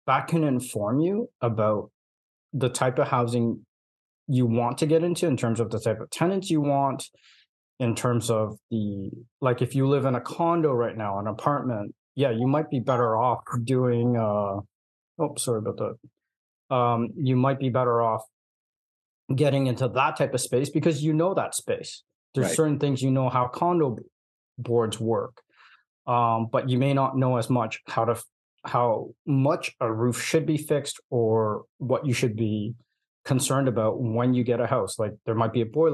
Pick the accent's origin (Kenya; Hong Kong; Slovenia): Hong Kong; moved away; I'm from Hong Kong